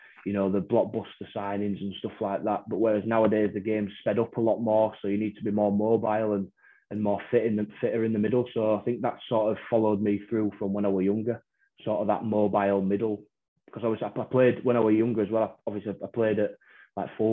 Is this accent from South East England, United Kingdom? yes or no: no; Wakefield, Yorkshire and the Humber, United Kingdom; me being a Wakey lad